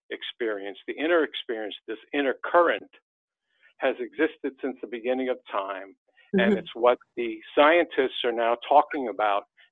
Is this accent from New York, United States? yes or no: yes; New York City, New York, United States; moved away as an adult; now in Poconos, United States; I was born and raised in Manhattan